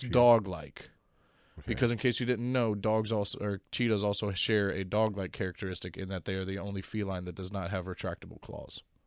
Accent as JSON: {"language": "English", "region": "Texas", "country": "United States", "moved": "yes", "said": "I am originally from Texas and half my family is from Texas"}